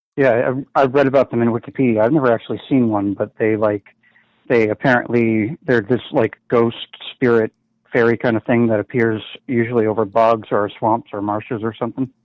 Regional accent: Boston, Massachusetts, United States; I'm from Boston

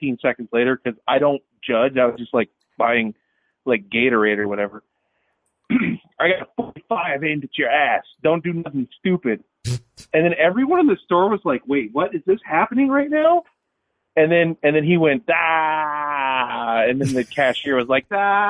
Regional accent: Los Angeles, California, United States; I was born in Los Angeles

